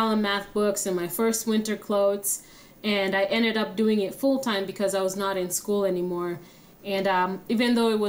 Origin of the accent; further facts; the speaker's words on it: Kenya; moved away as an adult; now in United States; I'm originally from Kenya. Came here to the United States when I was 18 years old.